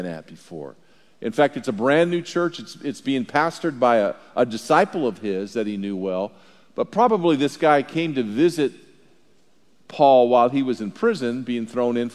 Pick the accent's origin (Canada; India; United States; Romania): United States; Southern California; moved away; I was born in Southern California back like when there were real dinosaurs in La Brea Tar Pit back in there when I was born. But there's two things that I loved about growing up in Southern California